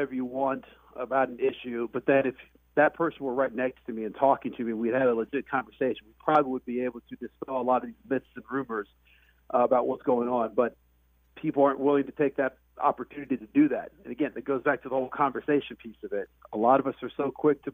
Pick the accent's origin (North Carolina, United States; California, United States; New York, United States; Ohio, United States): Ohio, United States; Columbus; I was born in Columbus, Ohio